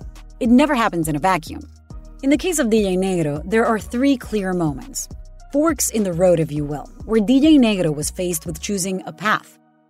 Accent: Puerto Rico; a CBS News correspondent born and raised in Puerto Rico, the cradle of reggaeton.

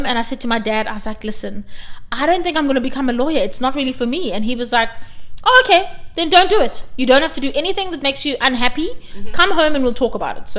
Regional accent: South Africa; I come from South Africa

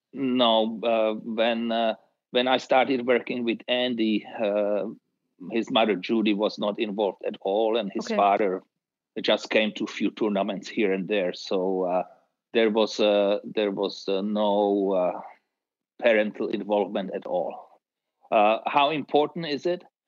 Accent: Czechia; growing up in Czechoslovakia in the tennis environment

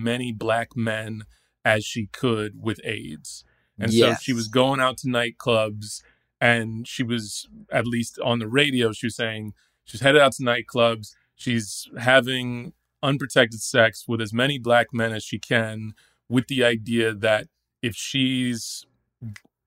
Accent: Dallas, Texas, United States; I grew up in Dallas, Texas, and I was in high school in Dallas

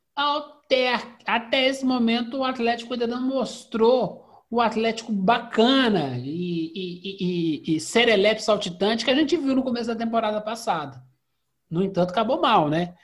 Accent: Belo Horizonte, Minas Gerais, Brazil; a gente é aqui de BH

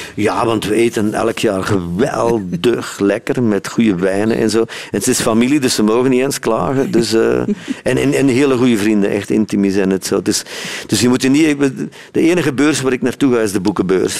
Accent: Sint-Niklaas, Flanders, Belgium; moved away as an adult; now in South Africa; Kleine stad, hè? Sint-Niklaas

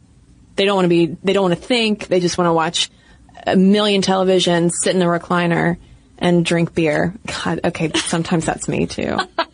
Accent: Dallas, Texas, United States; moved away as an adult; now in Turkey; moved to Turkey with my husband and kids 2 years ago, and let me tell you, it's been an adventure. I'm originally from Dallas, so it was quite a culture shock from day one.

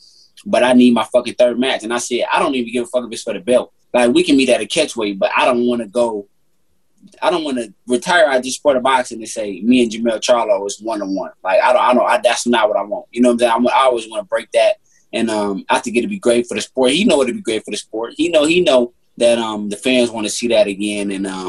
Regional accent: Detroit, Michigan, United States; Like, I'm from Detroit. I'm a competitor

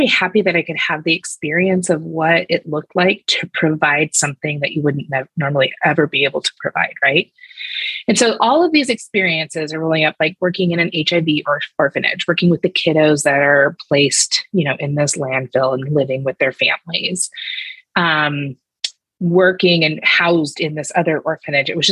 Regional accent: United States; moved away as an adult; also born or lived in Cambodia; I'm the only American on my team

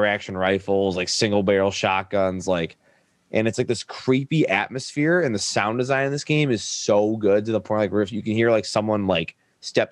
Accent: Detroit, Michigan, United States; moved away as an adult; also born or lived in Los Angeles; I'm from Detroit originally, but I moved to LA and I came back literally last year in July.

